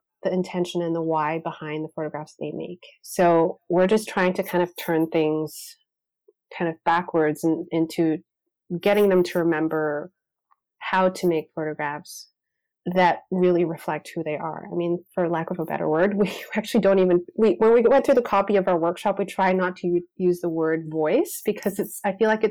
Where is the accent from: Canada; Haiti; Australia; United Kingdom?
Canada; two Canadian photographers who love documentary work